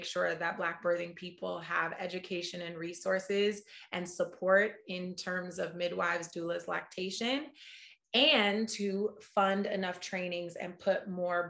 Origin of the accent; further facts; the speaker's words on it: Oakland, California, United States; moved away as an adult; now in New York, United States; I'm a proud Oaklander. I was born and raised in Oakland